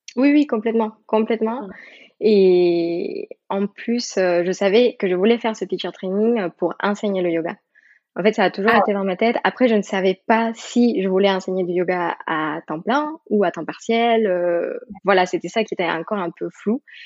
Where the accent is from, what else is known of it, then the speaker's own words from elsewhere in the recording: Mexico; French is a second language; moved away as an adult; now in France; je suis d'origine mexicaine. Maintenant, j'ai la nationalité française, mais, euh, donc j'ai grandi au Mexique